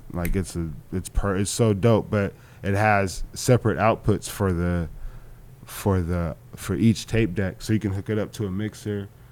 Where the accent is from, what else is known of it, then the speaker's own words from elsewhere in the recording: Orange County, California, United States; I'm from Orange County when I was growing up